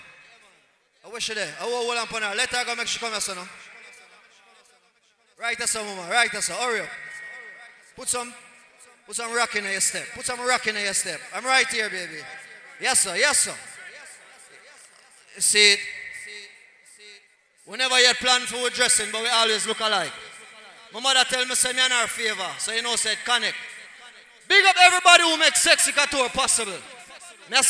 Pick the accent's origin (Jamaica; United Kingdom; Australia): Jamaica; Kingston, Saint Andrew; We come from Standpipe